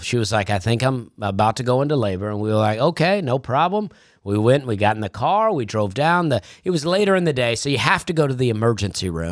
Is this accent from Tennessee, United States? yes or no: no; Alabama, United States; I grew up in Alabama